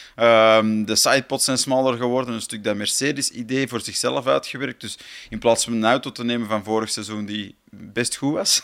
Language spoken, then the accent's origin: Dutch; Flanders, Belgium; voor ons als Vlaming